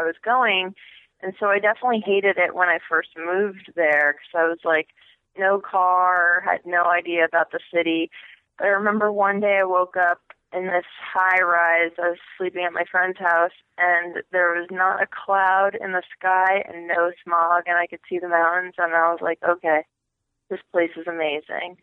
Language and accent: English; Madison, Connecticut, United States; also born or lived in Poland / Texas; I was raised in Connecticut, actually. So, like, small, small town Connecticut in a place called Madison